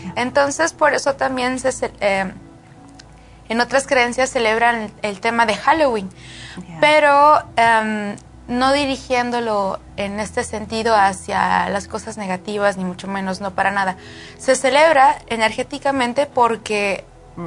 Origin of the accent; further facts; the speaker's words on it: Mexico; moved away; mi pueblo, en, en México